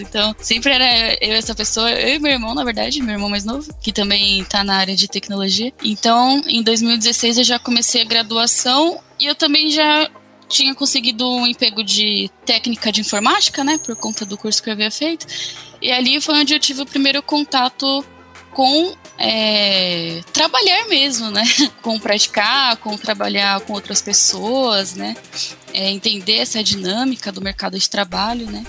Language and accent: Portuguese; São Paulo, Brazil; eu sou é, de São Paulo, capital